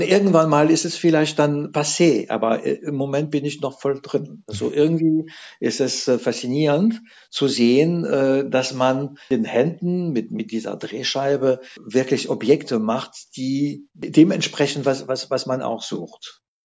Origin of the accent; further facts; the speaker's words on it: France; now in Saarbrücken, Germany; Ich komme aus der Atlantikküste